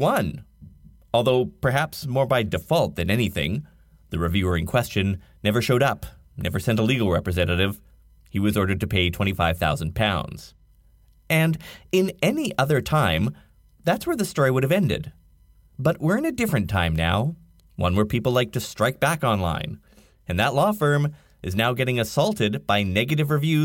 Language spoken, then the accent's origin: English; Canada; I'm Canadian